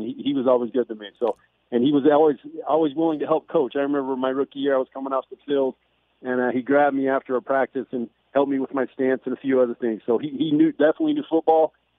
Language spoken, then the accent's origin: English; St. George, Utah, United States; Yeah, I grew up in St. George, Utah. So just north of Vegas.